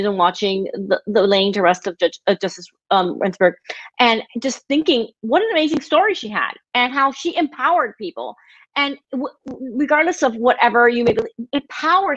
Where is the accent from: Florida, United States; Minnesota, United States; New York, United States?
Florida, United States; Miami; I grew up in Miami, Florida. I am the quintessential Cuban American princess